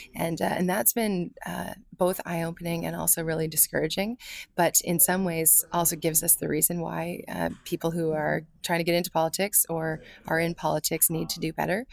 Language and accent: English; London, Ontario, Canada; I am a Londoner.